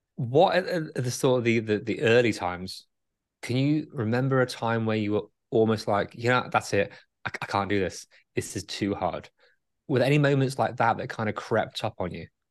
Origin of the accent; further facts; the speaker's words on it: England, United Kingdom; I'm English.